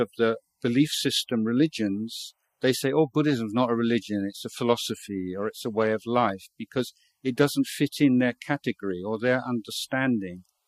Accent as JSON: {"language": "English", "region": "England", "country": "United Kingdom", "tie": "born or raised there", "moved": "as an adult", "lives_now": "Thailand", "said": "I was brought up in England"}